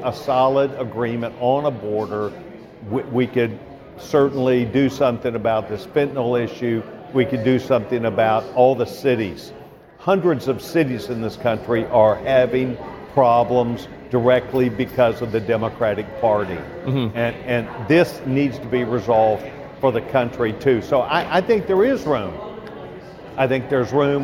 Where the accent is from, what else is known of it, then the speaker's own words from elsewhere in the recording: Texas, United States; as a Texan